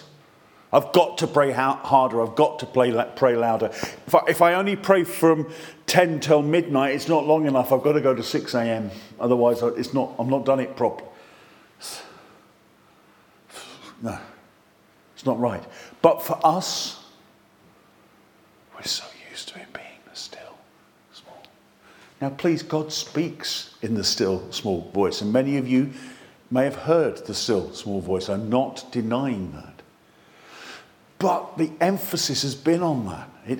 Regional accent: England, United Kingdom; we're flipping English

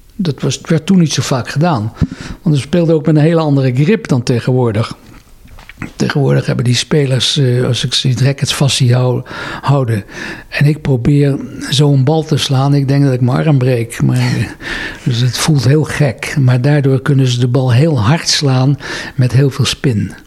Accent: Netherlands; also born or lived in Engelberg, Switzerland; Ik ben in Nederland opgegroeid. Ik heb hier mijn hele leven doorgebracht

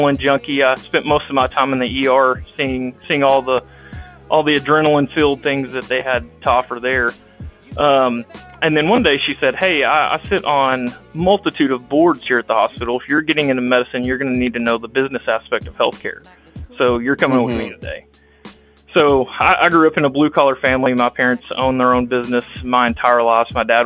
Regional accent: Brock, Texas, United States; I was born and raised in Texas. Most of you can probably tell from my accent.

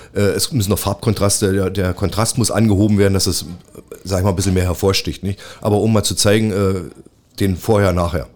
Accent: Cottbus, Brandenburg, Germany; Das ist meine Heimatstadt

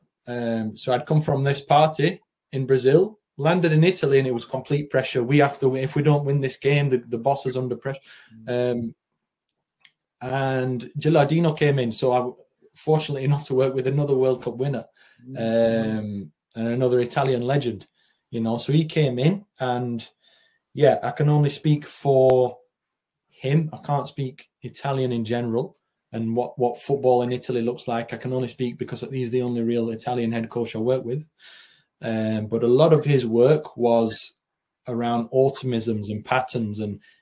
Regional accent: the north of England, United Kingdom; moved away as an adult; also born or lived in Spain; growing up in Northern England, playing in Northern England as a kid and then into my early 20s

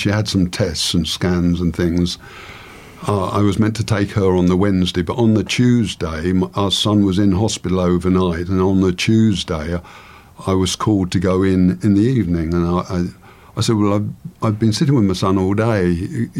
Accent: England, United Kingdom; I'm an Englishman

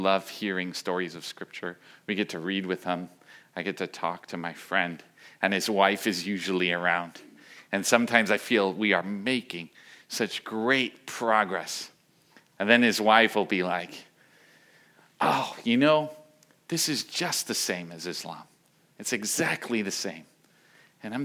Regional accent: New York City, New York, United States; moved away as an adult; also born or lived in Volcano Island; I grew up in New York City in an apartment

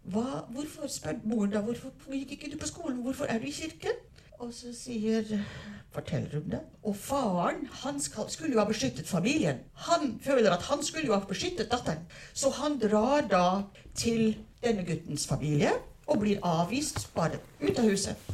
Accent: South Africa; now in Norway; Jeg er oppvokst i Sør-Afrika

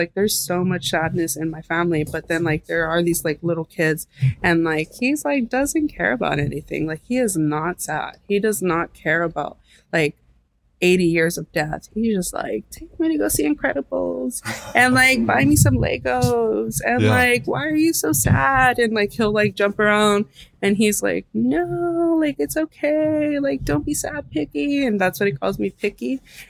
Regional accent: El Paso, Texas, United States; now in Los Angeles, United States; because we came from El Paso, Texas to Los Angeles. And that's such a big leap in Mexico. And I just wanted to understand everything. We disconnected from our Mexican roots in that way.

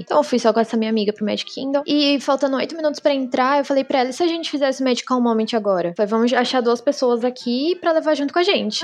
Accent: São Paulo, Brazil; Eu falei: De São Paulo.

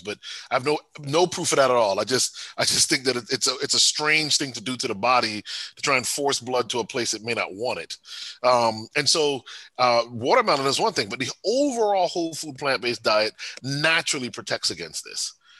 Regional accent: Bloomfield, Connecticut, United States; Bloomfield is my home was my hometown

